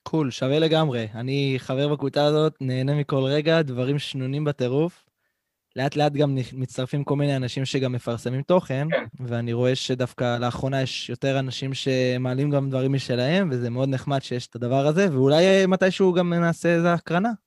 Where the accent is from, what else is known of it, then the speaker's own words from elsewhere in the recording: Central Israel, Israel; בתור ילד, שגם גר במרכז הארץ